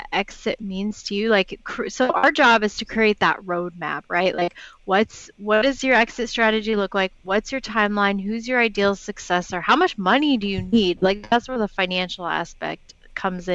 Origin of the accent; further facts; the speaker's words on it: Portland, Oregon, United States; I'm from Portland, Oregon, grew up here